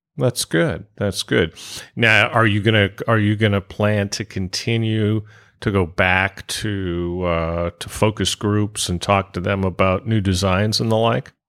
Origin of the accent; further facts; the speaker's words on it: California, United States; I come from California